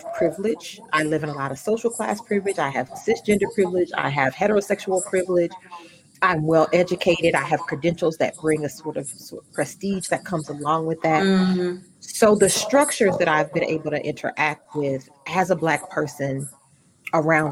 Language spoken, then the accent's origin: English; United States; I'm an American